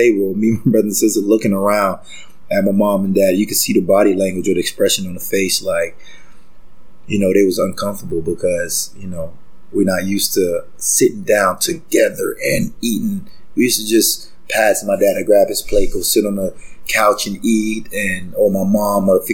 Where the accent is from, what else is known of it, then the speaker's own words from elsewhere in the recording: Gainesville, Florida, United States; moved away as an adult; now in Toronto, Canada; I was born and raised in Gainesville, Florida